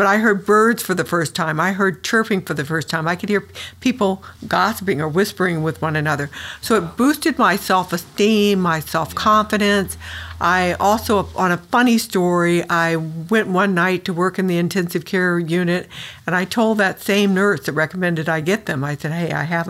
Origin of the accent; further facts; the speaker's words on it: San Diego, California, United States; moved away as an adult; I moved back to San Diego, which is my hometown